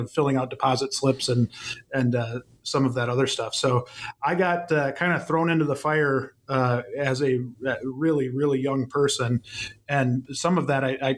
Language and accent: English; about an hour from Madison, a small town in Wisconsin, United States; I'm from a very, very small town in Wisconsin, kind of about, for those familiar with Wisconsin, about an hour away from Madison